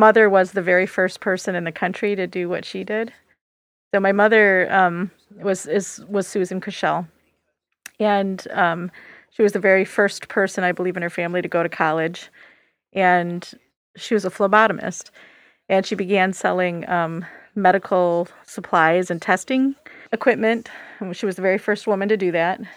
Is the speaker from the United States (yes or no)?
yes; Michigan, United States; I grew up in Michigan